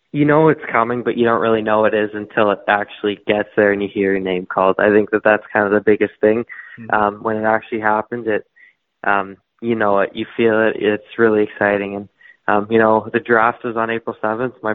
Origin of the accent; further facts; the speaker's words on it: Toronto, Ontario, Canada; I'm from Toronto, Ontario. I've lived there my whole life.